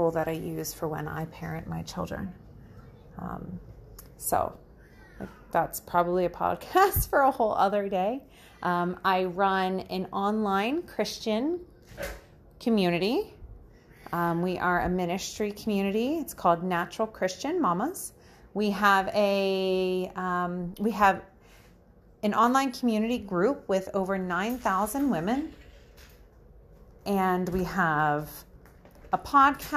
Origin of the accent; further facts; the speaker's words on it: United States; moved away as an adult; now in Ontario, Canada; I am actually American. I'm from the States.